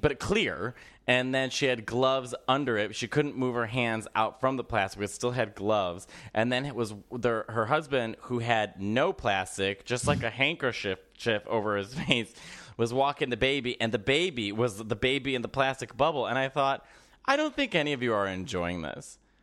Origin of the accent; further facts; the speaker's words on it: Chicago, Illinois, United States; growing up in Chicago